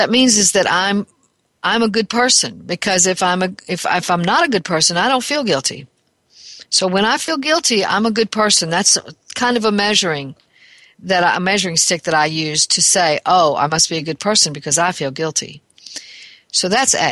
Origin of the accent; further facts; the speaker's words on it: Alabama, United States; my home state of Alabama